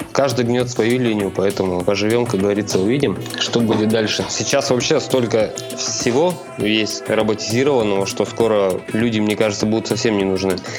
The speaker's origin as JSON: {"language": "Russian", "town": "Nizhny Tagil", "region": "Sverdlovsk Oblast", "country": "Russia", "tie": "born or raised there", "said": "в моем родном городе, это Нижний Тагил"}